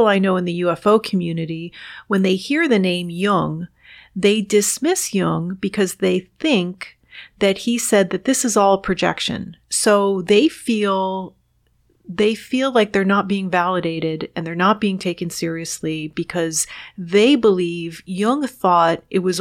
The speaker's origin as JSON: {"language": "English", "town": "New York City", "region": "New York", "country": "United States", "tie": "born or raised there", "also_born_or_lived": "Washington, D.C.", "moved": "yes", "said": "I was born and raised in the New York City area and lived outside of Washington, D.C."}